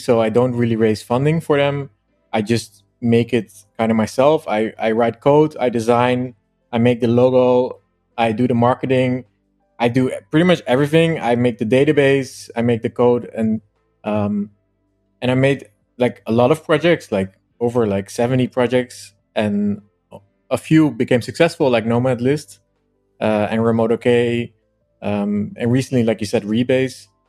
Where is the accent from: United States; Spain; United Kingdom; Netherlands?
Netherlands; also born or lived in Amsterdam; I'm originally from Holland. Um, Amsterdam, kind of. I wasn't born there, but I lived there a lot